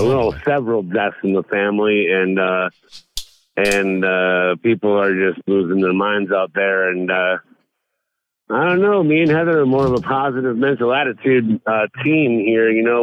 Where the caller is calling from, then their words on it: Bloomington, Minnesota, United States; I am currently in Bloomington, Minnesota.